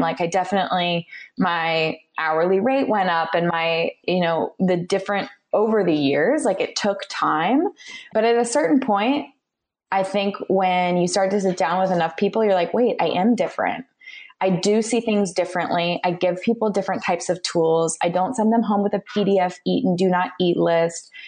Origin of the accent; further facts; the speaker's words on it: California, United States; I was born and raised in California